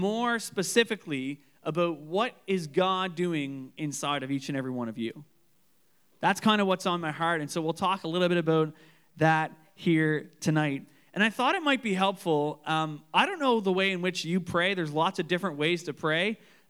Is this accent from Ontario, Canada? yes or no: no; Canso, Nova Scotia, Canada; I remember when I grew up in Canso, and my family grew up on this island called Durrell's Island.